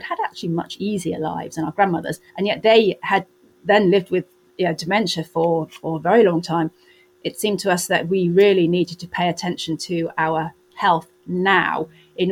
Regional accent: Wales, United Kingdom; I grew up in Wales with no car

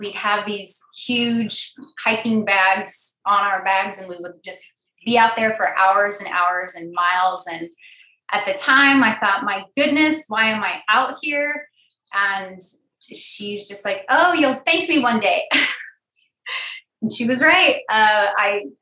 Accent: Sacramento, California, United States; I am born and raised in Sacramento, California

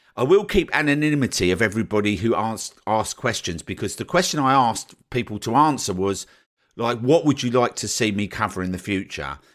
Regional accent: United Kingdom; as a Brit

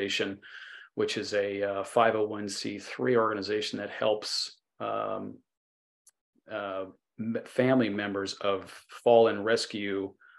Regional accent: New Jersey, United States; moved away as an adult; also born or lived in Ohio; born and raised in New Jersey and went to college in Ohio

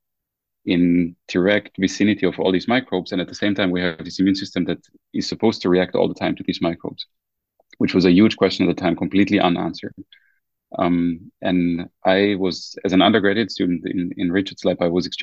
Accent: Germany; moved away as an adult; now in United States; I was born and raised in Germany, and I also started my undergraduate studies in Germany.

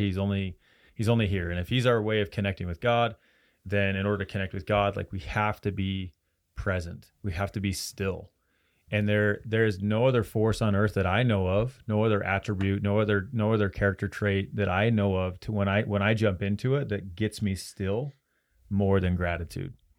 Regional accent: Roy, Utah, United States; So I'm from Roy and in Roy itself, there were people coming from Idaho, from Wyoming, from all over Utah

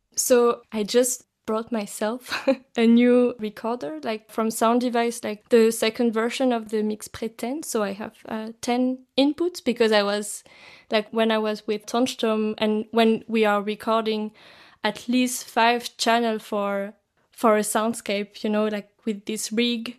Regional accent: France; now in Zurich, Switzerland; I come from France, but I'm now based in Zurich, in Switzerland.

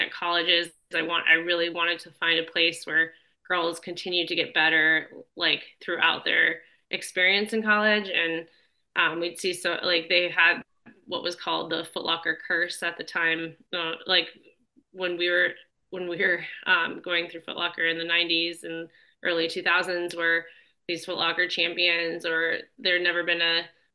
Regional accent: Arizona, United States; I grew up in Arizona

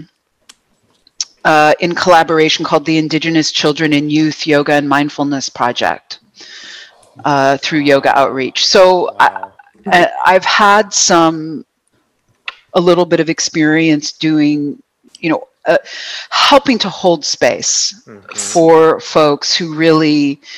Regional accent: Buffalo, New York, United States; also born or lived in Boston; now in Vancouver, Canada; Yes, I am American. I was born in Buffalo.

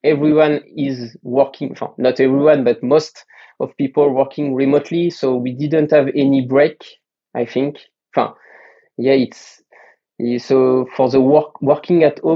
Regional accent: Burgundy, Bourgogne-Franche-Comté, France; English is a second language; now in Paris, France; I lived in Paris for 7 or 10 years before I grew up on Burgundy.

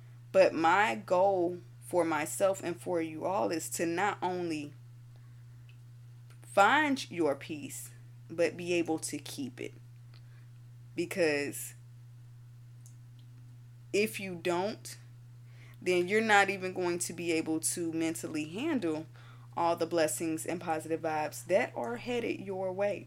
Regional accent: Florida, United States; I'm from Florida

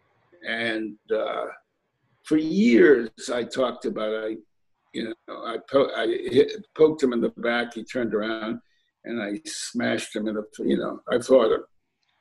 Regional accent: Hartford, Connecticut, United States; also born or lived in New Haven, Connecticut; Born in New Haven, raised in Hartford, lived those years in New Haven with my grandparents

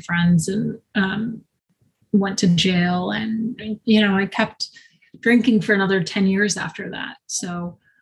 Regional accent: Long Island, New York, United States; also born or lived in Brooklyn, New York / Westchester, New York; I'm a New Yorker. I was born in Brooklyn, grew up in Long Island

